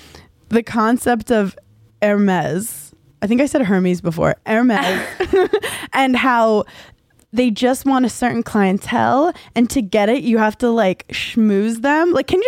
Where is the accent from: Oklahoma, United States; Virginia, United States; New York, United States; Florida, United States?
New York, United States; New York City; I'm from Brooklyn originally